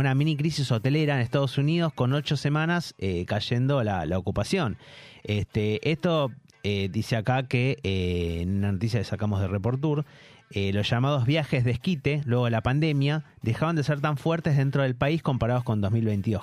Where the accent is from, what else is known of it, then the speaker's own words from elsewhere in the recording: Buenos Aires, Argentina; moved away; Yo, soy de Cava y sigo, sigo siendo de Cava